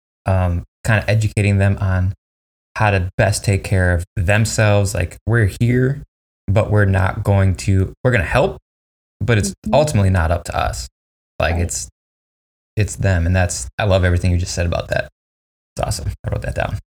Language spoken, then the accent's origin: English; Milwaukee, Wisconsin, United States; moved away as an adult; also born or lived in Appleton / Little Chute; now in Green Bay, United States; I grew up in Milwaukee and I've been up here now for about 5 years